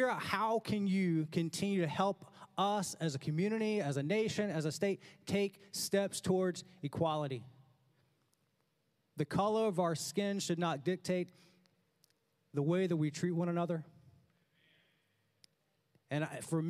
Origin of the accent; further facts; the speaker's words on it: North Carolina, United States; also born or lived in Clinton, North Carolina; growing up in North Carolina, very rural, nowhere North Carolina